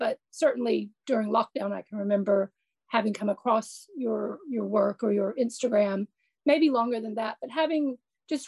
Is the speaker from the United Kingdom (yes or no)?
no; United States; I come from America